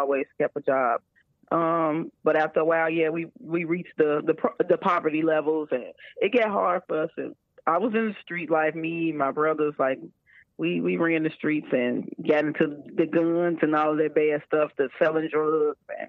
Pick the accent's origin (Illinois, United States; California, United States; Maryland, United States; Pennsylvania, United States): Illinois, United States; Chicago; I'm from Chicago, Illinois